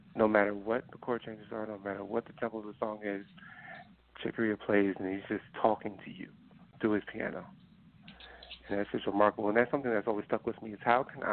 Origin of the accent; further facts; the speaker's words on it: New Jersey, United States; me growing up in New Jersey